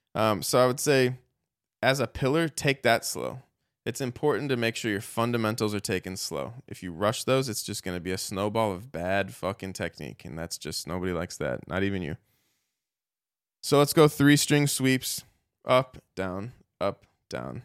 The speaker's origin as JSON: {"language": "English", "country": "United States", "tie": "born or raised there", "said": "I'm an American. I grew up here, but, you know, my Irish, uh, my, my family, my dad, you know, embraces that Irish heritage"}